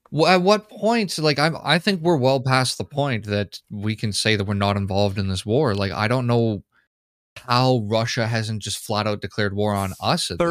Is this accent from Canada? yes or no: yes; Canada; me being a Canadian citizen